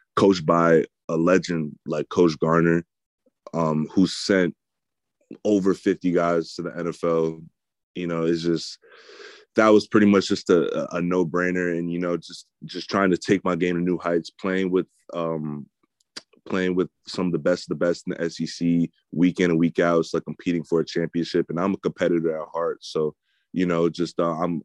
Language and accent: English; New Jersey, United States; growing up in New Jersey